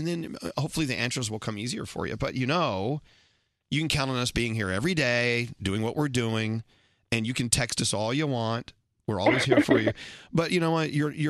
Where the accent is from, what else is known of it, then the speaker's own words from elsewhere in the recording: Dallas, Texas, United States; moved away; when I grew up in Dallas